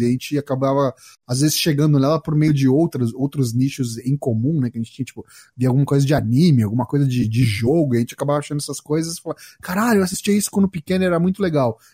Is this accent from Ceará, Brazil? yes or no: no; São Paulo, Brazil; sou aqui de São Paulo, capital